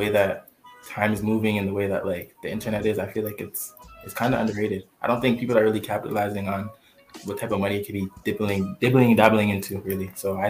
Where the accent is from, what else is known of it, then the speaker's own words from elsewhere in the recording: Toronto, Ontario, Canada; Because I'm from Toronto